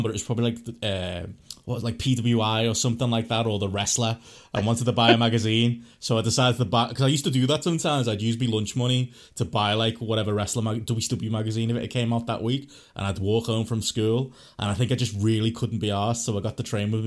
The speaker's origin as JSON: {"language": "English", "town": "Liverpool", "region": "North West England", "country": "United Kingdom", "said": "when I said Liverpool"}